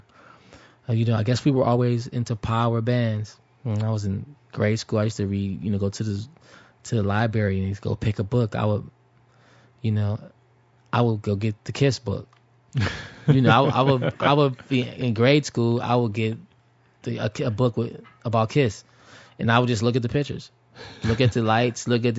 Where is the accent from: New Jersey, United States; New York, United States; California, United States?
California, United States; the Bay Area; we're from the Bay